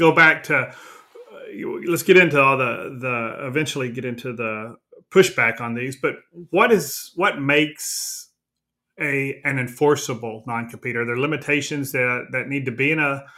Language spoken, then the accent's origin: English; Texas, United States; I'm from Texas